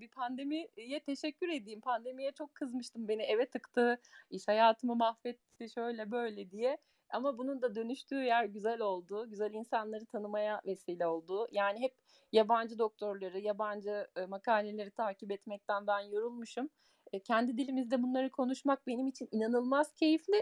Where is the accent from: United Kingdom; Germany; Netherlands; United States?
Germany; Almanya'da doğdum, büyüdüm